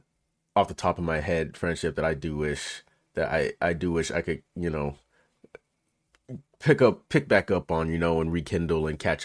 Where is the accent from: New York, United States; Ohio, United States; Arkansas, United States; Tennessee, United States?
Tennessee, United States; Memphis; now in California, United States; when I grew up in Memphis